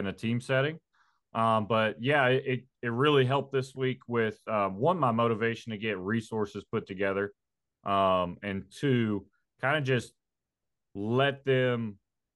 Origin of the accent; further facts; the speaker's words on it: Pikeville, Kentucky, United States; moved away; also born or lived in Knoxville, Tennessee; I'm from Pikeville, Kentucky.